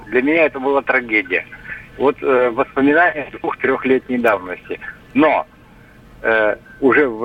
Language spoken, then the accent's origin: Russian; Russian Far East, Russia; я всегда обрастал немножко э, на своем Дальнем Востоке